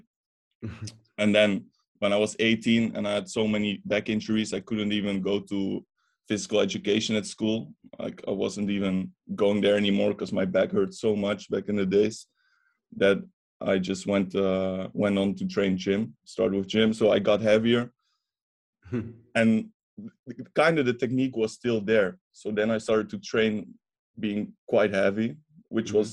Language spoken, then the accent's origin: English; Netherlands; I'm from the Netherlands, as you know, but I'm also half Bulgarian